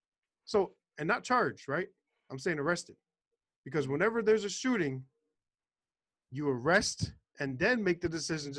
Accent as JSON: {"language": "English", "town": "New York City", "region": "New York", "country": "United States", "lives_now": "Florida, United States", "said": "So, I'm from Florida. Okay, I'm originally from New York City, moved to Florida."}